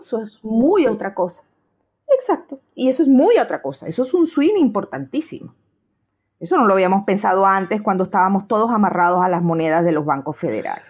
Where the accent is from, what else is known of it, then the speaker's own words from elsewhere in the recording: Argentina; moved away; also born or lived in Venezuela; Yo soy nativa argentina y fui inmigrante en Venezuela